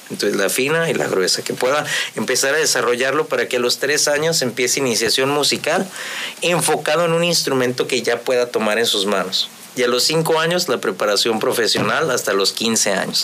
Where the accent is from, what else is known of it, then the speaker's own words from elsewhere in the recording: Ensenada, Baja California, Mexico; moved away as an adult; also born or lived in Morelos; soy un joven de Ensenada